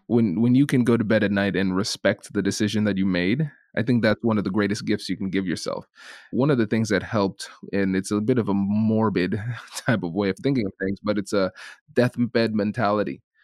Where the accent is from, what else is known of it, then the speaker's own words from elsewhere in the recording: Tiffin, Ohio, United States; accent: Caribbean; I grew up in a small town called Tiffin, Ohio